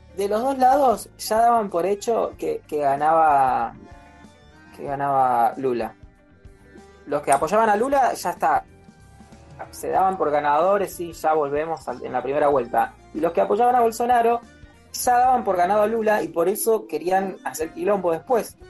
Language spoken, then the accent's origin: Spanish; Argentina; nuestro país, nuestra querida Argentina